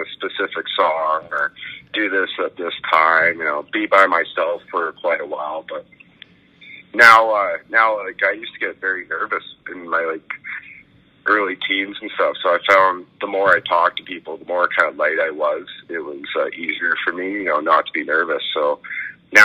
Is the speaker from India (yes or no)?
no; Fort Saskatchewan, Alberta, Canada; moved away as an adult; now in Wisconsin, United States; I grew up in Fort Saskatchewan